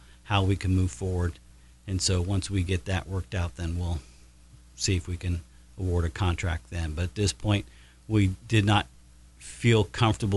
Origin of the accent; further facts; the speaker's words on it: Batesville, Indiana, United States; when I was a youngster growing up in Batesville, back in the early 70s